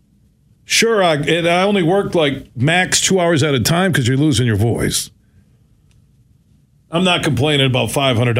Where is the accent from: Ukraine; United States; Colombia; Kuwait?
United States; Sparta, Michigan; from Sparta on my show from my hometown